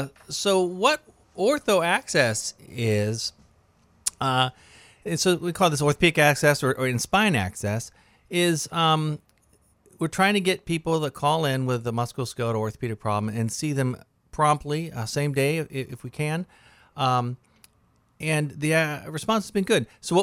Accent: Dayton, Ohio, United States; Yeah, I'm from Dayton, Ohio.

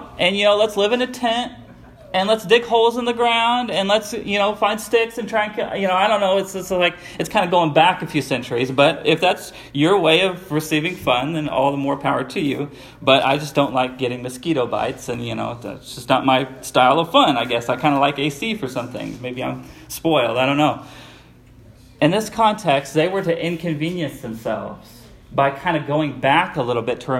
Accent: United States; we, as Americans

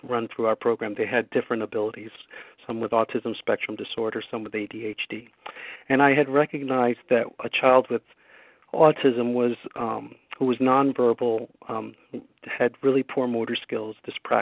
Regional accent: Newark, New Jersey, United States; I grew up in Newark, New Jersey. I was a product of the inner city

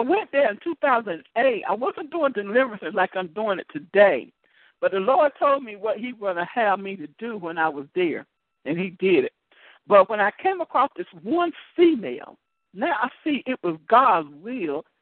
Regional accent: United States; I am from America, but my roots. My root points to Africa

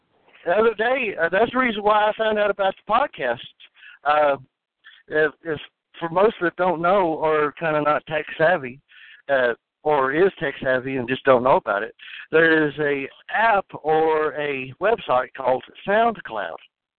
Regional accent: Springfield, Missouri, United States; I'm from Springfield, Missouri.

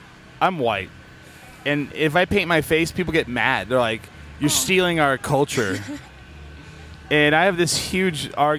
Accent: New Mexico, United States; All my life. And I'm like, for me, it's New Mexican.

